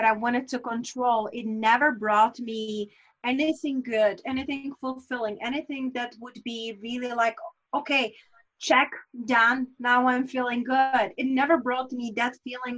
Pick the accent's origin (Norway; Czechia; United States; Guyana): Czechia; first language Czech; English is a second language; my native language in Czech